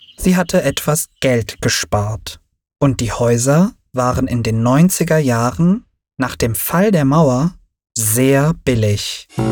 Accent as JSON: {"language": "German", "region": "Berlin", "country": "Germany", "tie": "born or raised there", "also_born_or_lived": "Turkey", "said": "Ich hatte dort eine tolle Kindheit. Ich spielte viel mit den anderen Kindern im Hinterhof. Unsere Schule war am Hermannplatz"}